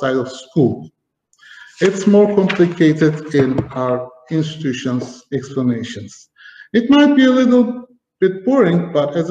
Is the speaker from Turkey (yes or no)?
yes; Turkey; also born or lived in Germany; I was born in 1975 in Germany and started my school life when I was 4 in Germany. My parents had to work in a factory and I had to go to school. We moved to Turkey